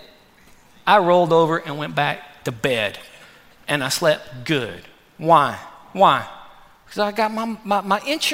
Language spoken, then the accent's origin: English; Texas, United States; I'm from Texas